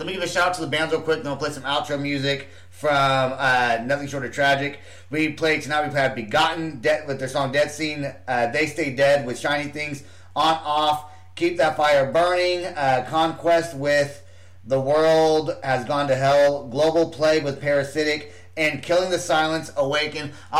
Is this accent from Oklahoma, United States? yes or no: yes; Oklahoma City, Oklahoma, United States; And we're not only from Oklahoma City, we're also from Oklahoma City